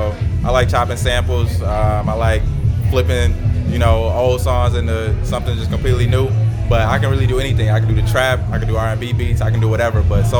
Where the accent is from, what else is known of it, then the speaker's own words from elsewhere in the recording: Freeport, Illinois, United States; now in Chicago, United States; I'm from Freeport, Illinois, but right now I'm in Chicago.